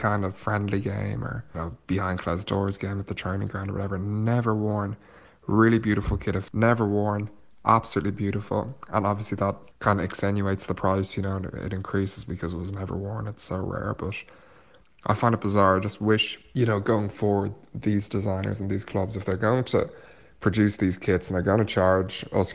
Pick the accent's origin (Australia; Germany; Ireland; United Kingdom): Ireland; I am from Ireland.